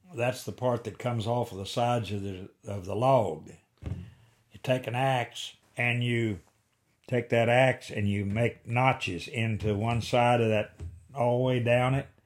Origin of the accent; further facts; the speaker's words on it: Cedar Creek, Wayne County, Missouri, United States; I was born on the head of Cedar Creek, Wayne County